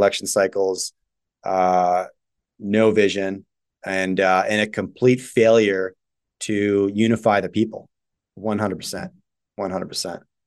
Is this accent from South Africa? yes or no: no; Canada; I was just born here